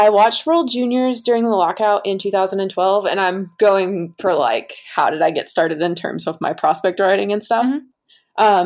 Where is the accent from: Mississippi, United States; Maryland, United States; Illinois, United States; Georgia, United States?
Georgia, United States; North; I grew up in North Georgia, where I was basically smack dab between Nashville